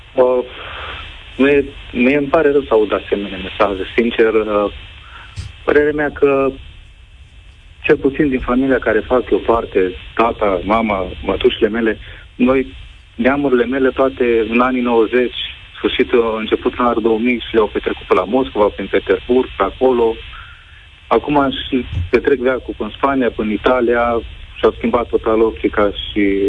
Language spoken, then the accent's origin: Romanian; Moldova; now in Romania; eu sunt soțul din Republica Moldova